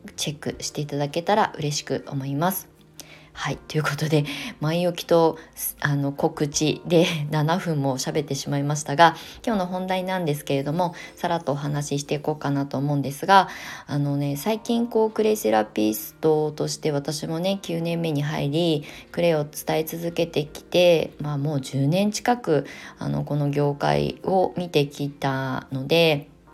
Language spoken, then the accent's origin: Japanese; Kasama, Ibaraki, Japan; now in Kamakura, Japan; 私の出身地って茨城県笠間市というところですごく田舎なんですけど